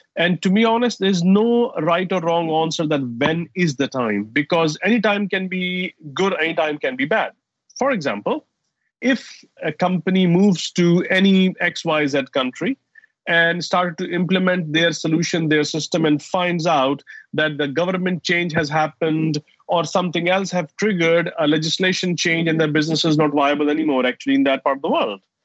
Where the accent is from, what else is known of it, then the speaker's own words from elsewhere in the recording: Saudi Arabia; also born or lived in United States / Dubai; now in London, United Kingdom; I grew up in Saudi Arabia and I have lived in US, in Dubai, and of course living in London for last 15 years